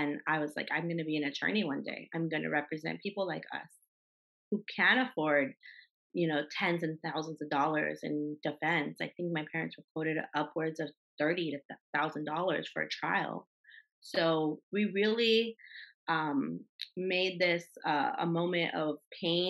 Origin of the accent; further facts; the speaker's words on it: Los Angeles, California, United States; I grew up in Los Angeles